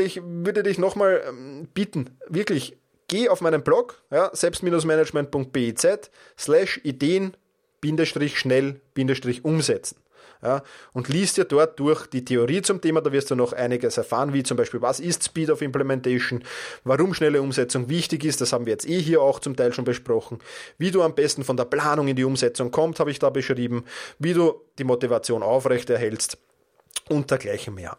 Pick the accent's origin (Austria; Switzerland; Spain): Austria; Vienna; in Wien, in meiner Heimatstadt